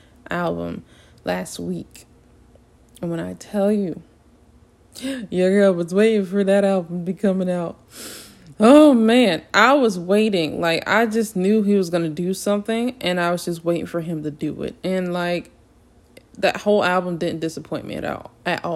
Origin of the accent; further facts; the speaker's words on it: the South, United States; accent: southern; my southern accent is coming out today